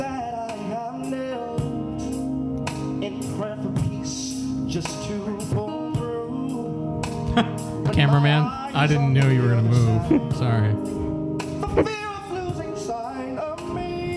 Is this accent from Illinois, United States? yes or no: no; San Diego, California, United States; I grew up in San Diego